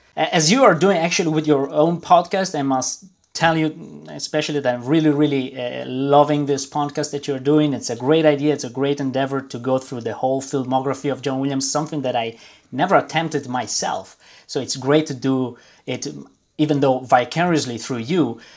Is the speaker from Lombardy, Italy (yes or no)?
yes; Milan, Lombardy, Italy; moved away as an adult; now in Brussels, Belgium; I was born and raised in Milan, uh, in Italy. Uh, I moved uh, when I was 24 to Belgium